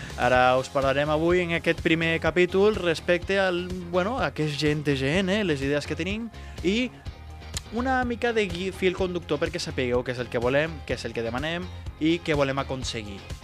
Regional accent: Tarragona, Catalonia, Spain; Som gent de Tarragona

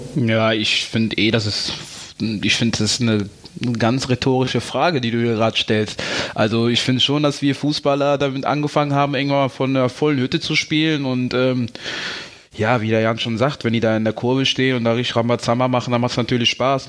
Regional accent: Troisdorf, North Rhine-Westphalia, Germany; Ich bin ja auch in Trostorf geboren, gehört zu Köln

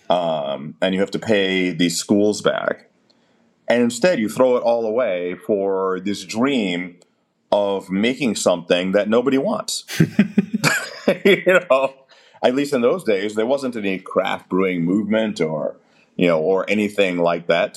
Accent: United States; as an American

